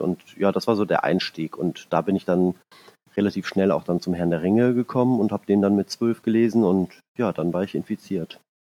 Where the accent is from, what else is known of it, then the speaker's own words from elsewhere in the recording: Hennef, North Rhine-Westphalia, Germany; ich komme aus dem Rheinland, ähm, aus der Nähe von Bonn und Siegburg